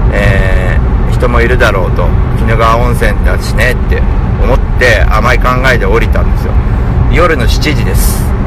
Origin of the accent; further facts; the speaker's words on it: Tokyo, Japan; 自分の地元である大森